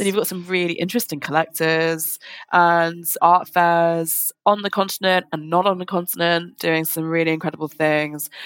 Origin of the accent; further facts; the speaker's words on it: London, United Kingdom; I'm from London, lived in London my whole life